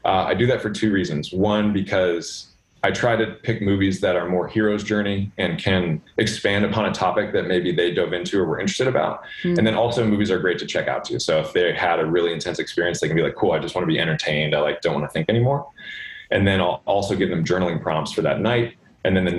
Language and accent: English; Los Angeles, California, United States; I grew up in Los Angeles swimming